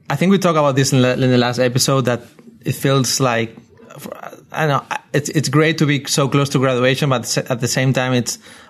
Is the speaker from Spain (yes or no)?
yes; Spain; moved away; I'm from Spain